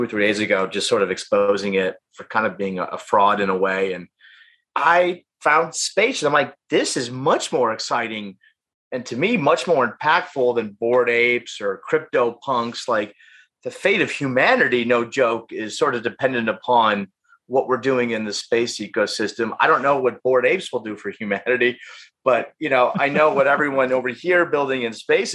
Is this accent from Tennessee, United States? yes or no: no; St. Louis, Missouri, United States; moved away as an adult; also born or lived in Chicago; now in Los Angeles, United States; I grew up in St. Louis, Missouri, went to college at DePaul University in Chicago